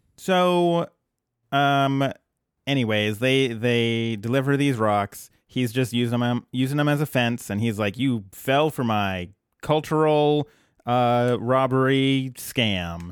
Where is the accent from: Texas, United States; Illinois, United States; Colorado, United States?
Colorado, United States